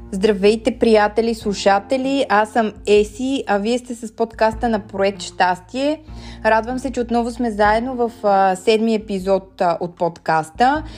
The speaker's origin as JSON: {"language": "Bulgarian", "country": "Bulgaria", "said": "ние като българи"}